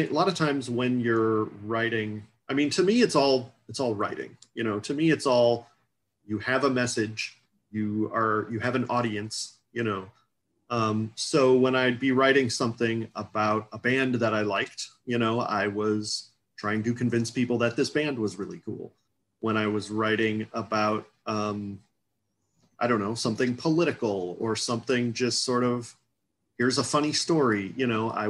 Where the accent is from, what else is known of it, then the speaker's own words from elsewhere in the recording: St. Louis, Missouri, United States; moved away as an adult; also born or lived in Seattle; I grew up in St. Louis, Missouri, USA, kind of right in the middle of the USA